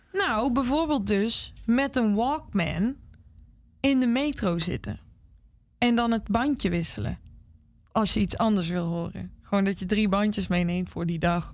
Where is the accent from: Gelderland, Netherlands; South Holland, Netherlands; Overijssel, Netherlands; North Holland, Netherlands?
Gelderland, Netherlands; Zaltbommel; also born or lived in Nashville; now in Utrecht, Netherlands; in de buurt van Zalbommel, waar ik dus vandaan kom